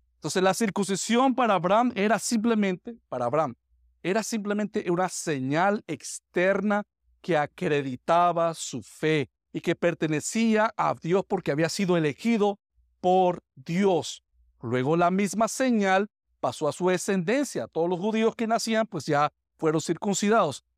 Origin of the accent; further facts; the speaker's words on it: Táchira, Venezuela; moved away; mi pueblo allá en, en el estado Táchira